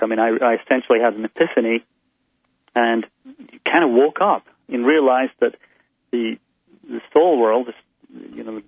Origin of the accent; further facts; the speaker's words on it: Scotland, United Kingdom; I grew up in Scotland